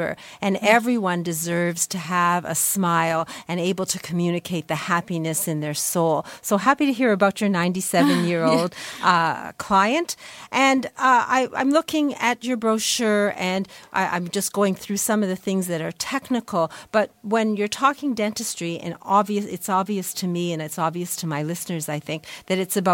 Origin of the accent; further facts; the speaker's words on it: Canada; we are Canadians